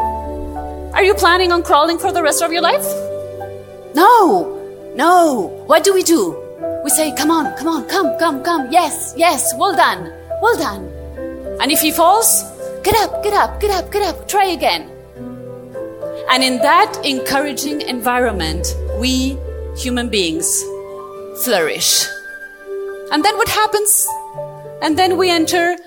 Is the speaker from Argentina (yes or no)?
yes; Argentina; moved away as an adult; now in Europe; I was born and raised in Argentina, South America, and 2 years ago I moved to Europe with my family